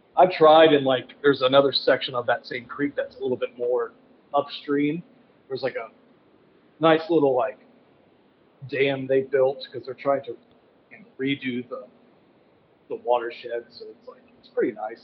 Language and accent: English; Midwest, United States; I'm from the Midwest